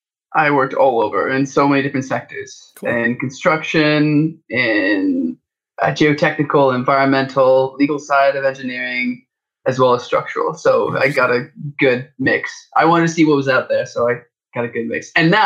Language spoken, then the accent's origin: English; Canada; I was originally born in Canada.